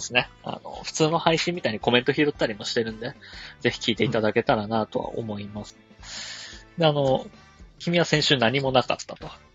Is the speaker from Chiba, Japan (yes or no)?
yes; Urayasu, Chiba, Japan; 僕は、えー、千葉県浦安市出 身なんで